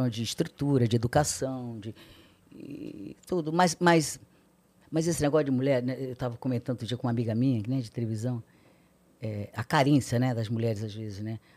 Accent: Ceará, Brazil; eu sou cearense, sou filha de cearense, né?

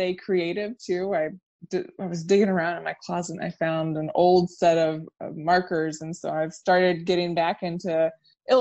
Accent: Orlando, Florida, United States; moved away as an adult; also born or lived in Savannah, Georgia; now in Chicago, United States; I was born and raised in Orlando, and I lived there until I was 18.

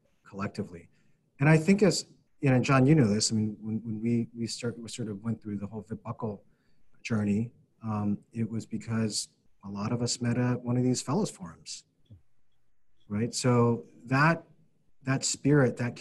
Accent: Philadelphia, Pennsylvania, United States; moved away; being a Philadelphian

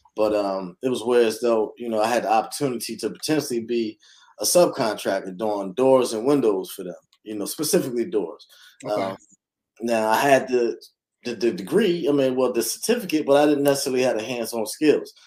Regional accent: Philadelphia, Pennsylvania, United States; moved away; born and raised in Philadelphia, North Philadelphia to be exact

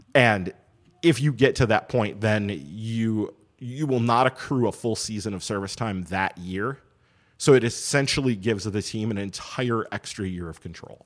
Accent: Madison, Wisconsin, United States; We grew up in Madison in the time when the minor league affiliate in town was the Madison Muskies

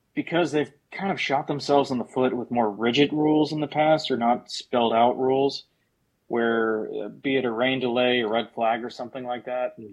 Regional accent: Sebring, Florida, United States; that's my hometown track

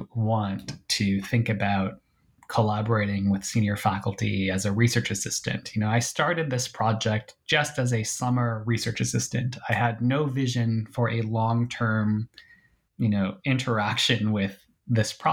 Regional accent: Milwaukee, Wisconsin, United States; I grew up in Milwaukee, Wisconsin

